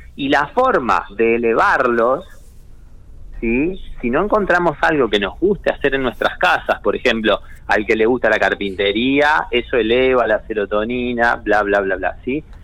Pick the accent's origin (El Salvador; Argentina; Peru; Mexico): Argentina; tenemos un modelo argentino, no somos un modelo europeo